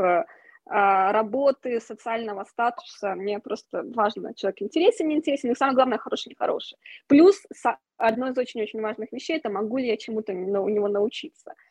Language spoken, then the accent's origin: Russian; Russia; moved away as an adult; also born or lived in Moscow; когда я уезжала из России, когда у меня был момент такой, я поняла, что окей, мне нужно уехать из России все-таки